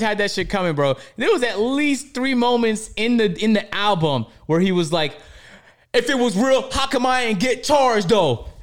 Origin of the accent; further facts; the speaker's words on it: Toronto, Ontario, Canada; growing up in Toronto